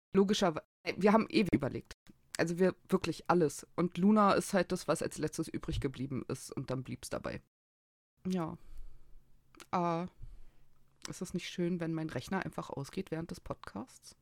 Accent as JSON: {"language": "German", "region": "Berlin", "country": "Germany", "tie": "born or raised there", "said": "Ich bin in Berlin geboren, ich lebe in Berlin, ich habe noch nie woanders gewohnt."}